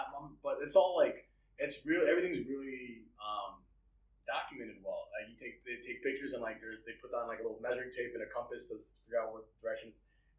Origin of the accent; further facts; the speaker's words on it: United States; moved away; On paper, I'm Thai. But culture that I grew up in America.